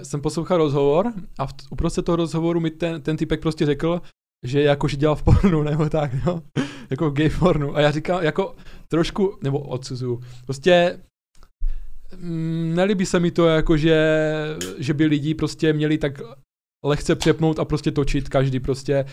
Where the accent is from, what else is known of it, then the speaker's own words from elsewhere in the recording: Ostrava, Moravian-Silesian Region, Czechia; my jsme z Ostravy oba dva